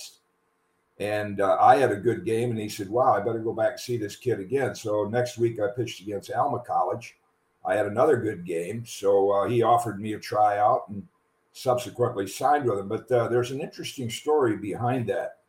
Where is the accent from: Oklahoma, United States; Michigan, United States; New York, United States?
Michigan, United States; 4 miles from Hope College; the local school 4 miles from my hometown was Hope College